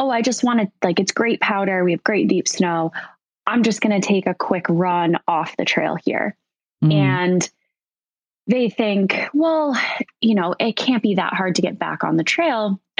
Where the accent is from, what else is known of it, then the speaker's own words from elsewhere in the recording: Killington, Vermont, United States; So I grew up in Killington, Vermont